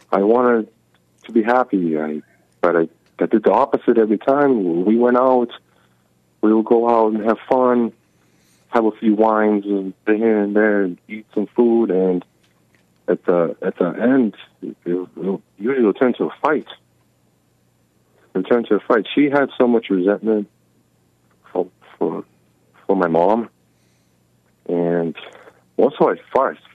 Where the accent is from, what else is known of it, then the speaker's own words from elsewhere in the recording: Russia; moved away; my my parents don't speak English that well. We're from Russia originally.